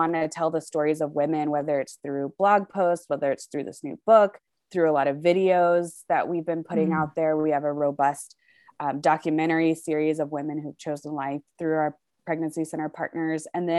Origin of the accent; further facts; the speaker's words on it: Charlotte, North Carolina, United States; moved away as an adult; now in Colorado Springs, United States; So I'm originally from Charlotte, North Carolina. So we're actually both in North Carolina today.